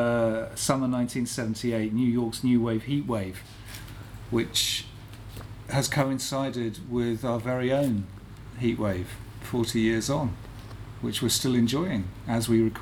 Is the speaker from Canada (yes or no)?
no; United Kingdom; I'm very British.